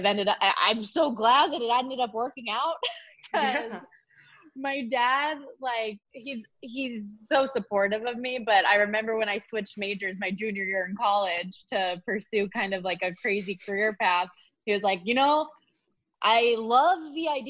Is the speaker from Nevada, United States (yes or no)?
yes; Las Vegas, Nevada, United States; moved away as an adult; also born or lived in Colorado; I obviously am born and raised in Las Vegas